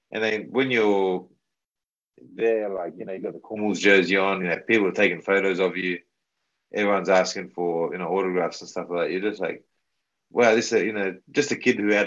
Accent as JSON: {"language": "English", "country": "Papua New Guinea", "tie": "born or raised there", "said": "in terms of representing the, the PNG and uh, putting the jersey on in my hometown"}